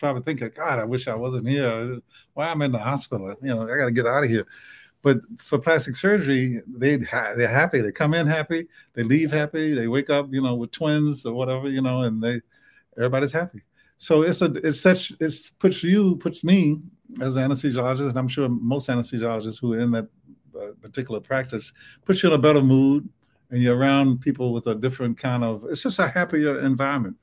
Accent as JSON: {"language": "English", "region": "the South", "country": "United States", "accent": "Southern", "said": "my Southern accent"}